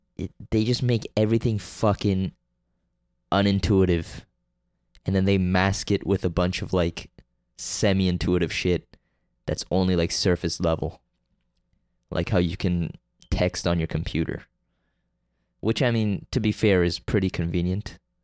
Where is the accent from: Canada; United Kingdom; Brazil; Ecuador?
Canada; I'm from Canada